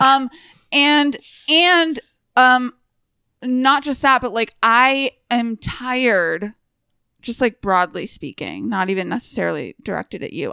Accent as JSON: {"language": "English", "country": "United States", "said": "as an American"}